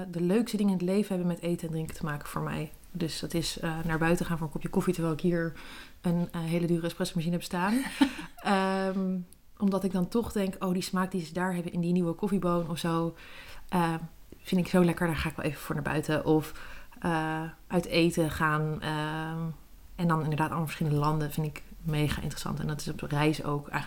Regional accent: Netherlands; ik ben in Nederland

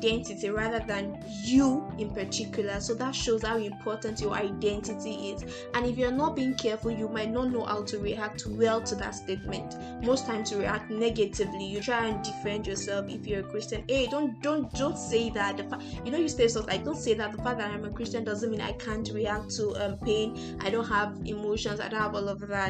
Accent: Nigeria; I'm a Nigerian

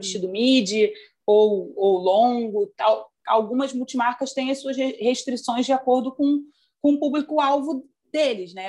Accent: Rio de Janeiro, Brazil; Eu sou carioca

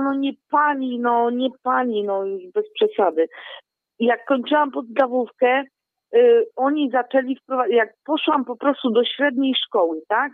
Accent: Częstochowa, Silesian Voivodeship, Poland; urodziłam się w Częstochowie. 50 metrów od klasztoru jasnogórskiego.

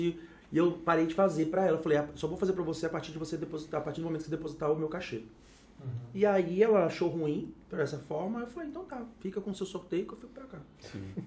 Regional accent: Vitória, Espírito Santo, Brazil; sou de Vitória, Espírito Santo

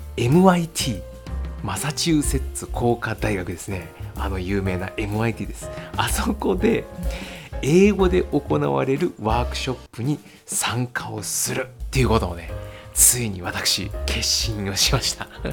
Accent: Japan; 電車を使って名古屋市内の、えー、と学校に通っていたんですね。で地元自分の地元からですね

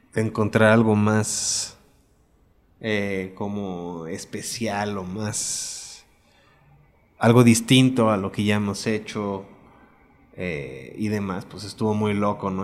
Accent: Mexico; also born or lived in Puebla; Nací aquí, me fui allá después de primero de secundaria, como a los 13, 14 años. Y me regresé terminando la prepa para acá.

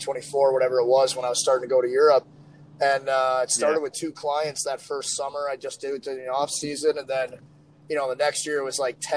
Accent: St. Louis, Missouri, United States; St. Louis, my hometown.

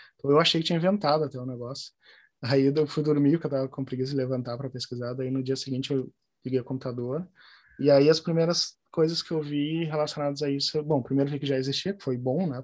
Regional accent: Porto Alegre, Rio Grande do Sul, Brazil; moved away as an adult; also born or lived in Santa Maria / Germany; Eu sou de Porto Alegre, fui para Santa Maria terminar o colégio e terminar o segundo grau e fazer a faculdade, voltei para Porto Alegre

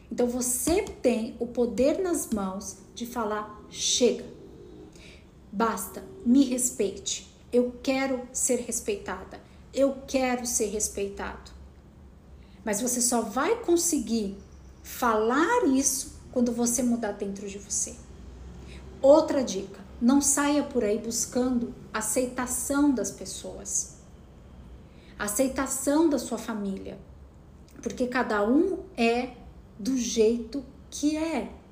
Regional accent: Piracicaba, São Paulo, Brazil; moved away; Eu saí de Piracicaba com o desejo de ser atriz, mas será que depois de 3, 4 anos esse desejo ainda era ardente dentro de mim?

